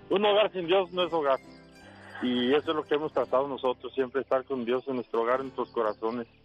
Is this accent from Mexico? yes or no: yes; Michoacán, Mexico; aquí en mi pueblo, en Michoacán